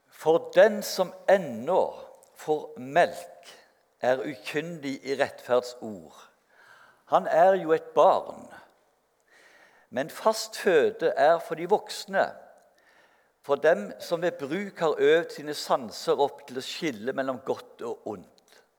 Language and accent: Norwegian; Sandnes, Rogaland, Norway; jeg er fra Gandal, og jeg ble 70 år på torsdag